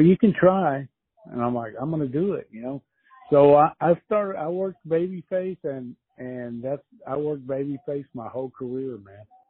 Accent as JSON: {"language": "English", "country": "United States", "also_born_or_lived": "Mexico", "said": "I'm an American"}